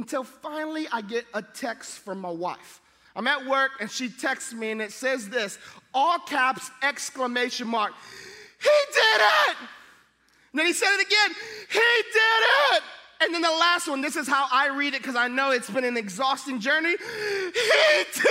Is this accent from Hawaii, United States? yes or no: yes; Hawaii, United States; All my kids have Hawaiian names because I'm from Hawaii